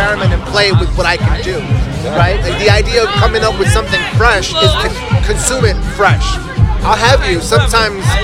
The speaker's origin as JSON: {"language": "English", "town": "Cali", "region": "Valle del Cauca", "country": "Colombia", "tie": "born or raised there", "moved": "yes", "said": "I was born in Cali, Colombia in 1983"}